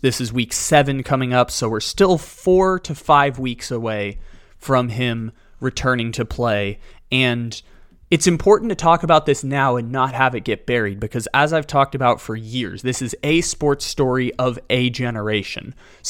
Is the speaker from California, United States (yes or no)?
yes; San Diego, California, United States; the San Diego Padres, my hometown team